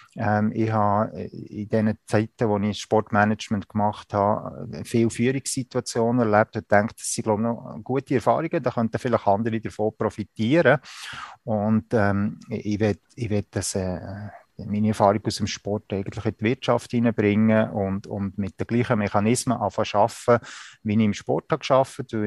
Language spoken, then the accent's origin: German; Spiez, Bern, Switzerland; moved away as an adult; now in Canton of Zug, Switzerland; Ich bin in Spiez am See aufgewachsen